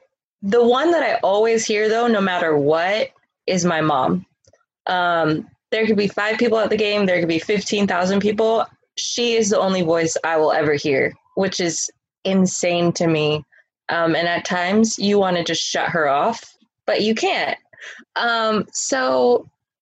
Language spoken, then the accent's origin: English; Sacramento, California, United States; also born or lived in Elk Grove, California; even though I'm technically from Sacramento, Elk Grove is where I grew up playing.